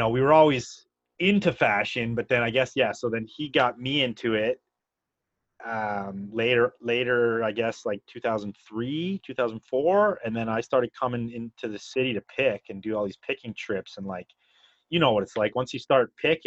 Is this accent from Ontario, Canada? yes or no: yes; near Niagara Falls, Ontario, Canada; also born or lived in Vermont; now in Squamish, Canada; I grew up near Niagara Falls